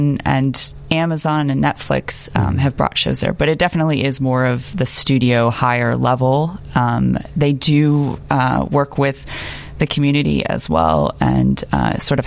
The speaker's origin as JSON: {"language": "English", "town": "Berkeley", "region": "California", "country": "United States", "also_born_or_lived": "Los Angeles", "moved": "as an adult", "lives_now": "Chicago, United States", "said": "I am originally from Berkeley, California, but I came to Chicago to study film at Columbia College"}